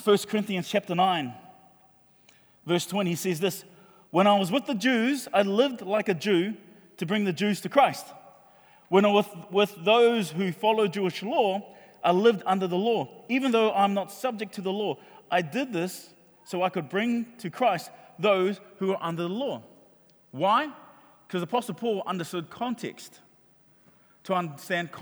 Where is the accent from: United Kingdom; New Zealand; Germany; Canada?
New Zealand; Auckland; We grew up in Mangere